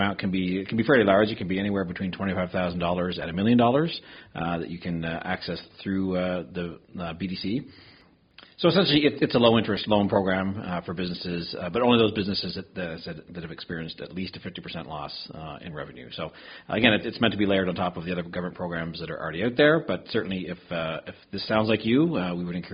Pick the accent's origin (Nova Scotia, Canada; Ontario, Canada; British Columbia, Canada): Nova Scotia, Canada; Lunenburg County; I'm from Lunenburg County.